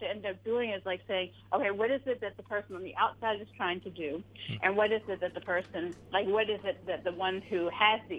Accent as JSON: {"language": "English", "town": "Silver Spring", "region": "Maryland", "country": "United States", "tie": "born or raised there", "also_born_or_lived": "Washington, D.C.", "said": "I grew up in like Hyattsville, Tacoma Park, Silver Spring area."}